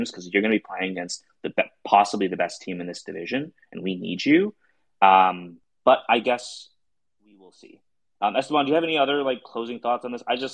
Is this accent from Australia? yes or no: no; Canada; I am Canadian.